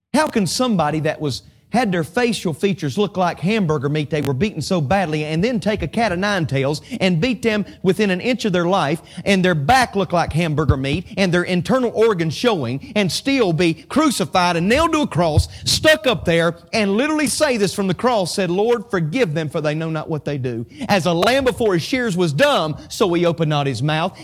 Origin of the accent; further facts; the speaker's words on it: Statesville, North Carolina, United States; my hometown of Statesville, North Carolina